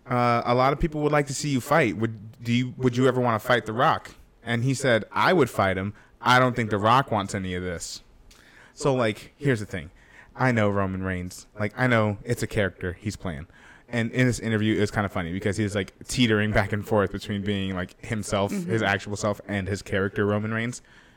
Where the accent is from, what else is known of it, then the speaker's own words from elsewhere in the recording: Australia; Aussie, Aussie. Oi, oi, oi. Aussie, Aussie, Aussie. Oi, oi, oi.